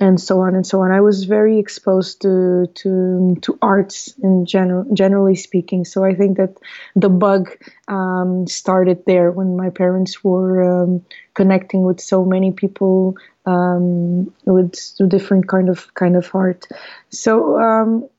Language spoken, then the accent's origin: English; Portugal; also born or lived in Mozambique; now in Lisbon, Portugal; I was born in Mozambique in 1981. So I'm 38 years old now, and I came to Portugal with my parents when I was 6 years old, and I've been here ever since.